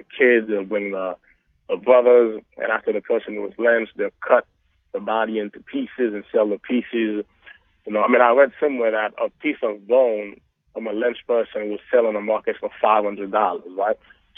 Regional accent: Jacmel, Sud-Est, Haiti; I'm from Haiti. I grew up in the south in a town called Jacmel

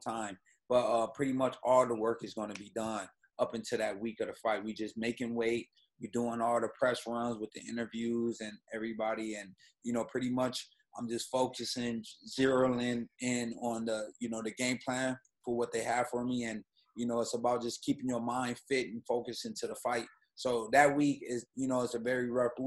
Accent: Grand Rapids, Michigan, United States; moved away; also born or lived in New York; the city I was raised in, Grand Rapids, Michigan.

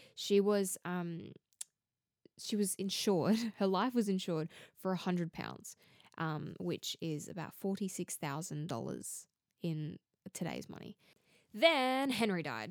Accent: Australia; accent: Australian; if you can't already tell from my accent, I'm from Australia

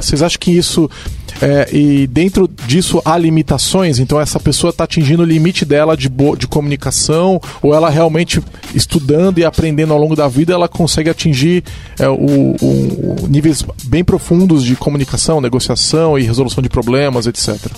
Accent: São Paulo, Brazil; eu sou de São Paulo

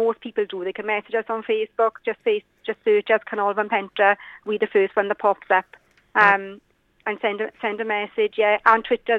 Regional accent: Penygraig, Wales, United Kingdom; I am one of the original Valleys Kids. I was born and raised in Penygraig, Williamstown, just outside Penygraig.

